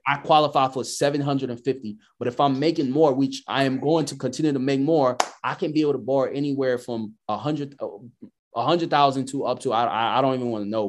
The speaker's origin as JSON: {"language": "English", "country": "United States", "said": "I'm American"}